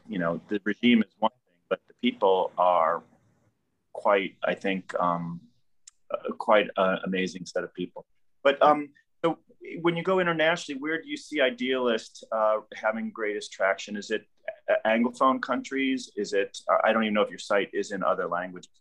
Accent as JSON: {"language": "English", "region": "Midwest", "country": "United States", "said": "I'm also a Midwesterner"}